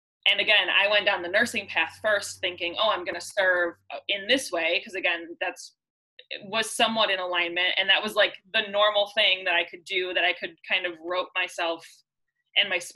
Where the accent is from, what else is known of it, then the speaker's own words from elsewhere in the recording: Ohio, United States; growing up in Ohio, where like it's really not the norm to be a spiritual person.